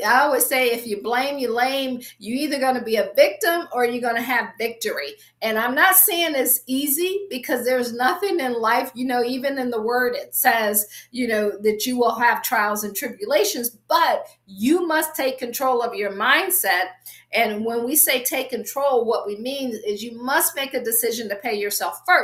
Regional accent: Akron, Ohio, United States; moved away as an adult; also born or lived in Washington, D.C. area / Baltimore / Boston / Pittsburgh; I'm from Akron, grew up, I always say, shy, sheltered, and in church basically 6 days a week

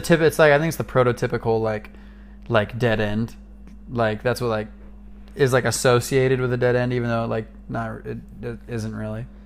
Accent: Atascadero, California, United States; my hometown of Atascadero, California

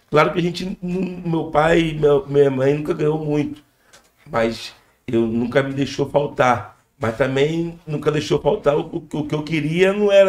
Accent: Rio de Janeiro, Brazil; Sou cria da Penha, Complexo da Penha, Vila Cruzeiro, Chatuba, Sereno, Fé. Mandar até um abraço pra minha comunidade que eu amo tanto. Vivo lá, não saio de lá. É onde eu amo, é meu lugar.

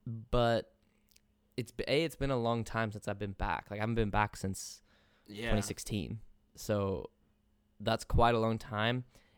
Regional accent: England, United Kingdom; So I end up having that conversation over and over again, and like solidified in my head, like yes, I am English.

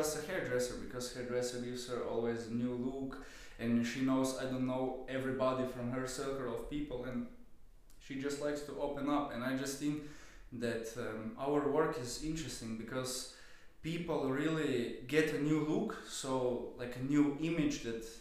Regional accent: Slovenia; also born or lived in London; now in Vienna, Austria; I'm from Slovenia originally

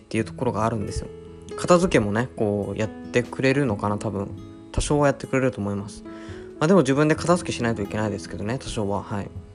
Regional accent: Mount Apoi area, Hokkaido, Japan; 僕の一応こう、まあ、生まれ育った場所なんで

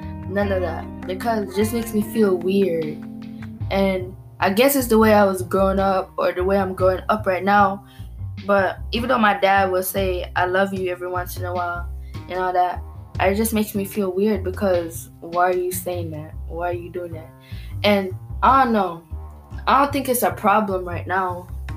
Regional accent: Jamaica; moved away; half of my life I grew up in Jamaica where none of that stuff was being said

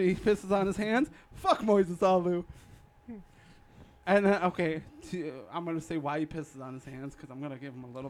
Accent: Chicago, Illinois, United States; Growing up in Chicago

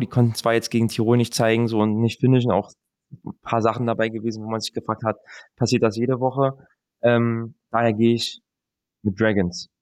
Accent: Berlin, Germany; now in Milan, Italy; für mich als Berliner, der nach Mailand

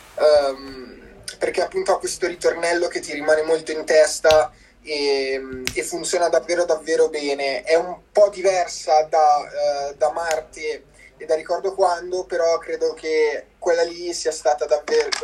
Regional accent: province of Como, Lombardy, Italy; vengo dalla provincia di Como

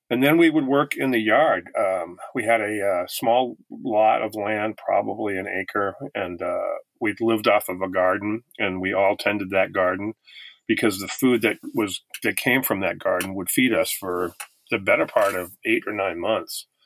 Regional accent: Massachusetts, United States; also born or lived in Italy / Germany; we grew up in Massachusetts um where uh I'm a, an army brat. My dad was in the military for 22 years and uh so we uh, lived near Fort Devens in Massachusetts for a while.

